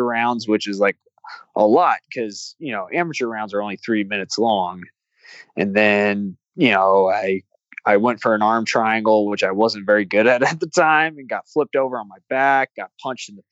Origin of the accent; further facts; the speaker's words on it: Iowa, United States; moved away; also born or lived in Mobile, Alabama; I grew up in Iowa